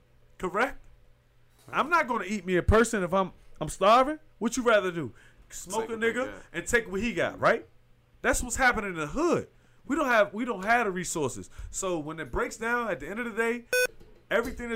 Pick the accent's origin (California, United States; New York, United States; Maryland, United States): Maryland, United States; Clinton; I came from Clinton, Maryland